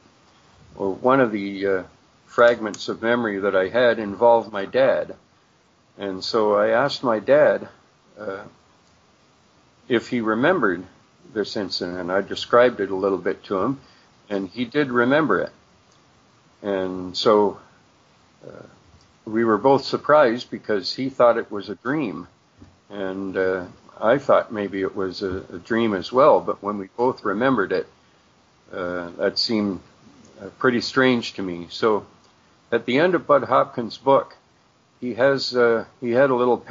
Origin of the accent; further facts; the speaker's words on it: St. Catharines, Ontario, Canada; I'm from St. Catharines, Ontario.